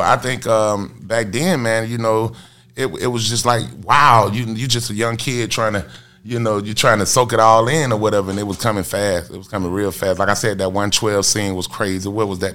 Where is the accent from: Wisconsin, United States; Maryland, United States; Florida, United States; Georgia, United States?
Georgia, United States; Atlanta; I'm from Bankhead Court, like really from Bankhead Court. Like I was born at home on the sofa